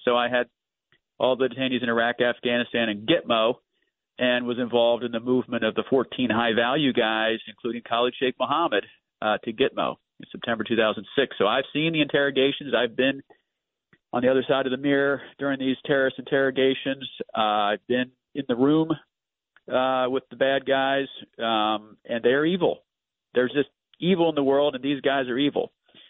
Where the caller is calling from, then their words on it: Washington, District of Columbia, United States; The swamp, D.C.